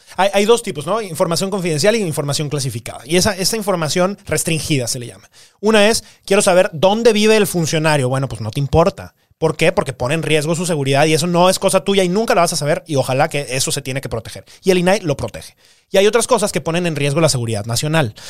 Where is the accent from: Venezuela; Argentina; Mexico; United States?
Mexico; Guanajuato; nosotros somos de Guanajuato